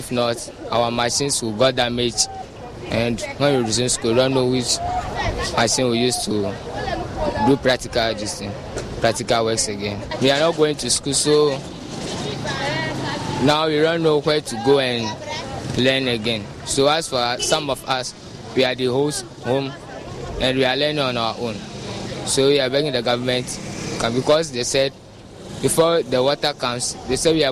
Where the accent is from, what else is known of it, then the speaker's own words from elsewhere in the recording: Sogakope, Volta, Ghana; I'm from Sogakope